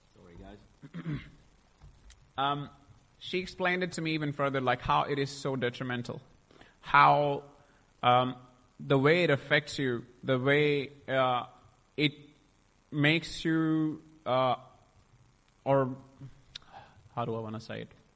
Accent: India; I was born in India in a beautiful family uh, with a Sikh background

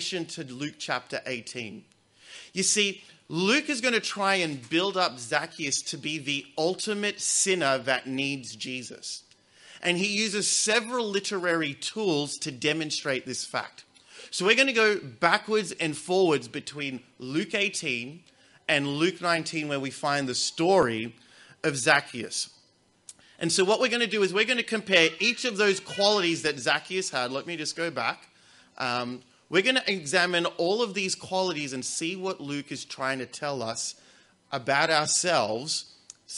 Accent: Australia; As an Australian

